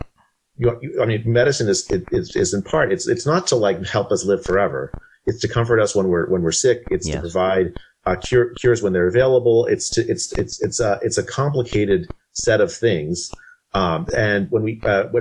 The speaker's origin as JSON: {"language": "English", "country": "India", "tie": "born or raised there", "said": "I was born in India in 1968"}